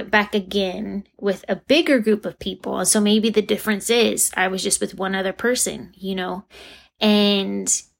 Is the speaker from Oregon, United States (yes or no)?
no; Fontana, California, United States; I'm from Fontana, California